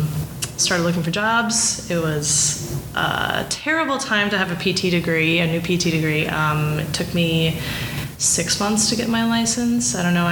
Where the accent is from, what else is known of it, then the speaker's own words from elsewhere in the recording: Appleton, Wisconsin, United States; also born or lived in Madison, Wisconsin / Baltimore, Maryland; now in Milwaukee, United States; So I grew up in Appleton, Wisconsin